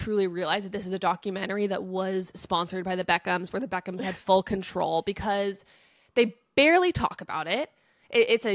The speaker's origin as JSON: {"language": "English", "country": "United States", "said": "I'm an American and we call it soccer."}